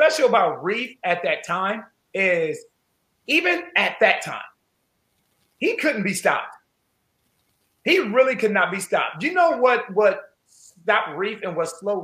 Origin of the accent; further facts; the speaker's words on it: Columbus, Ohio, United States; moved away as an adult; also born or lived in Vancouver; I'm from Columbus, Ohio. I'm from the inner city of Columbus, Ohio